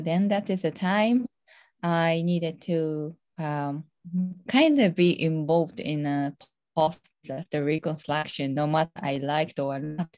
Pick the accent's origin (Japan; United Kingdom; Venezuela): Japan; Tohoku; English is a second language; moved away; I'm originally from Tohoku area in Japan